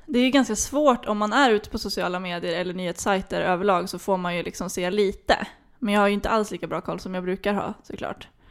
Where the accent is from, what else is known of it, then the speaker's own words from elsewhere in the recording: Flen, Södermanland, Sweden; moved away; hemma i Flen